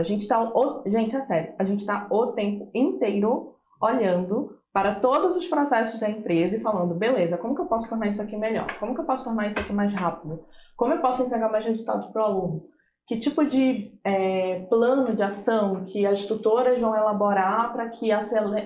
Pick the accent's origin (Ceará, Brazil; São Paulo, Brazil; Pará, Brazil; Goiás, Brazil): Pará, Brazil; now in Santos, Brazil; Eu sou assistente social de formação pela Federal do Pará, inclusive não sou de Santos, sou importada